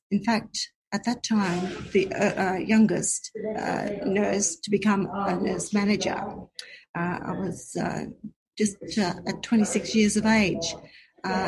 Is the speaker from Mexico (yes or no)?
no; South Burnett, Queensland, Australia; also born or lived in Brisbane, Australia; I grew up in the South Burnett, born and bred, lived on acreage, quite a big farm with cattle